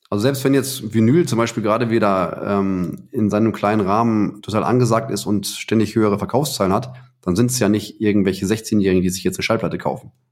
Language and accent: German; Heiligenhaus, North Rhine-Westphalia, Germany; ich bin in Heiligenhaus aufgewachsen, ne? am, am Rand vom Ruhrgebiet.